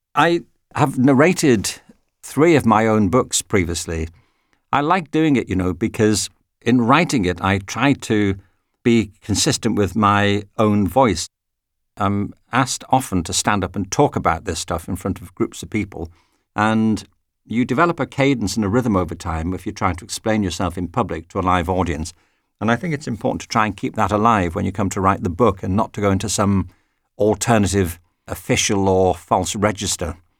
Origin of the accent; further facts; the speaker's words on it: Widnes, North West England, United Kingdom; moved away as an adult; now in United States; When I was at school myself, I used to go to the local library in Widnes, which is near Liverpool.